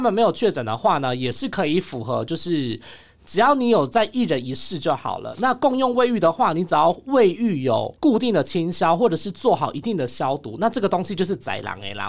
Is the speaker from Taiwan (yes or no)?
yes; Taiwan; 我们台湾人的这个心理素质